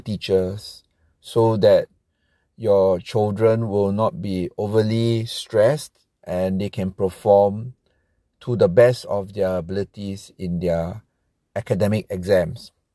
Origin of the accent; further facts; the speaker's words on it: Singapore; I'm from Singapore